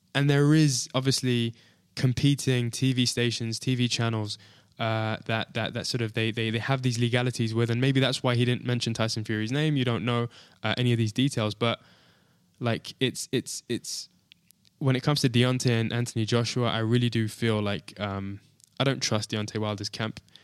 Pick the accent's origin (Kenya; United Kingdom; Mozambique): United Kingdom; being a Brit